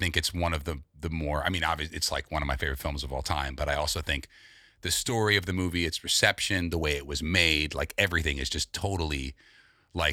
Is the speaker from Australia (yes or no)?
no; New York City, New York, United States; I grew up with Jordan on the Upper West Side